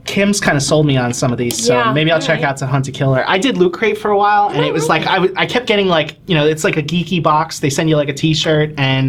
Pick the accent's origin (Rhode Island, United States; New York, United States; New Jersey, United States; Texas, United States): New Jersey, United States; accent: New Jersey; My New Jersey accent.